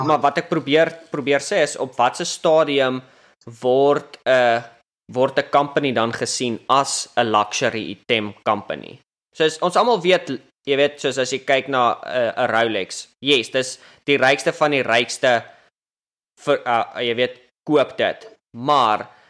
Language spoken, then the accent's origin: Afrikaans; South Africa; moved away as an adult; now in United States; toe ek groot geword het in Suid-Afrika